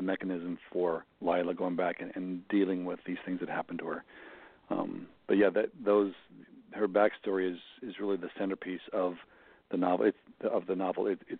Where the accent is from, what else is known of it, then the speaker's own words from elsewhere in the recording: Mankato, Minnesota, United States; my hometown Barnes & Noble in Mankato